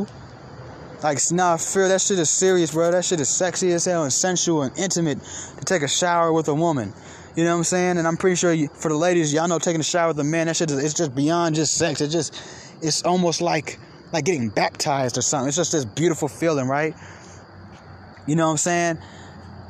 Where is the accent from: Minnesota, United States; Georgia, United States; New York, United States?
Georgia, United States; Atlanta; I'm from Atlanta.